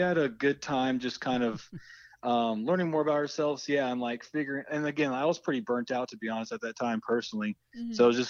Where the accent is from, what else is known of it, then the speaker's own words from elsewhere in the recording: Houston, Texas, United States; now in Austin, United States; I'm from Houston, Texas.